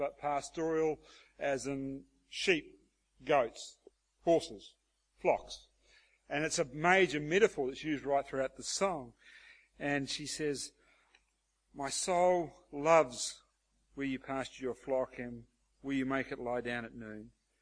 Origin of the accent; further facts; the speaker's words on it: Australia; as Aussie blokes